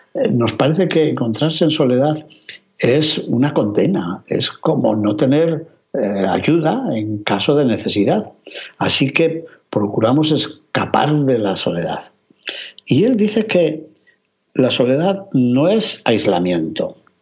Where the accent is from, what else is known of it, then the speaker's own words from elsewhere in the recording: Castile and León, Spain; mi tierra de León